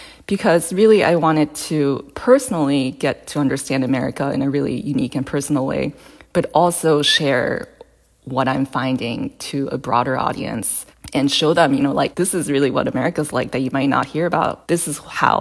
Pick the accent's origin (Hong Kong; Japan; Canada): Japan; now in Boston, United States; I'm originally from Japan